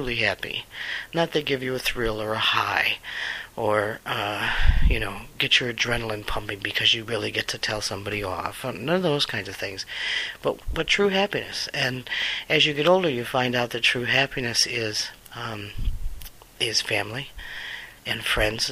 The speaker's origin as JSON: {"language": "English", "country": "United States", "said": "I'm an American"}